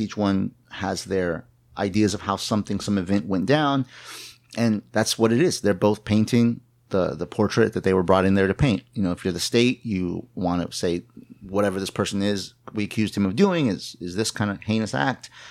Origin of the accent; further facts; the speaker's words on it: New Braunfels, Texas, United States; I was born, uh, on the banks of the Kamal River, not literally, figuratively, uh, in New Braunfels, Texas